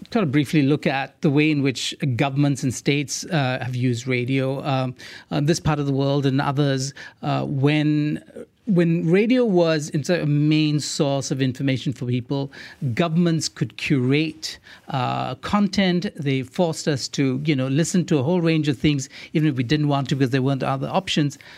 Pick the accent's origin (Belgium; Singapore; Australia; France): Singapore; in the 80s, I grew up on John Peel and the BBC World Service, which I could get on FM in Singapore.